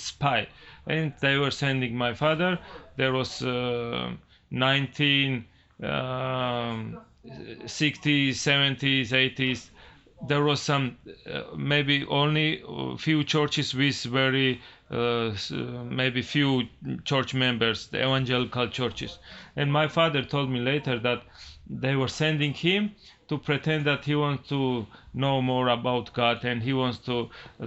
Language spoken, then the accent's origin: English; Georgia; I was born and raised in Georgia, Republic of Georgia, not state Georgia.